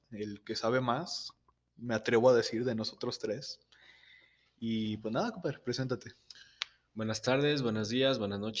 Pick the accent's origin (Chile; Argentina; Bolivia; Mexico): Mexico; Guadalupe; Y yo que soy de, ciudad de Guadalupe